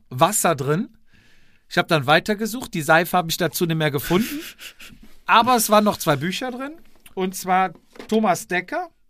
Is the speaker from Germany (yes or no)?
no; Austria; die einzelnen Rennen und diverse Veranstaltungen bzw. Kategorien sagen mir als Österreicher zwar zeitweise nichts